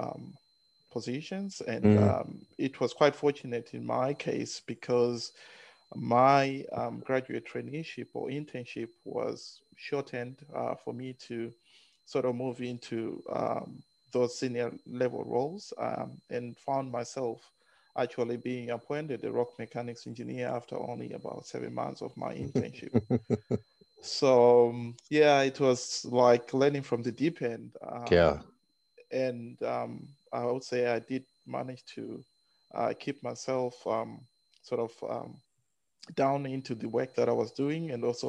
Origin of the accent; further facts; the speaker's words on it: Zimbabwe; now in Brisbane, Australia; I was born in Zimbabwe. I'm Zimbabwean and did most of my early education in Zimbabwe.